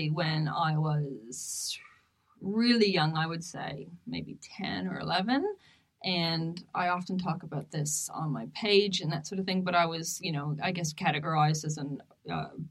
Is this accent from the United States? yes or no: no; Canada; moved away; my home, one of my hometowns in Canada